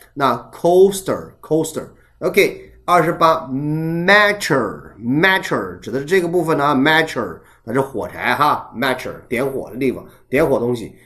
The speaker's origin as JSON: {"language": "Chinese", "country": "China", "said": "我们作为中国人"}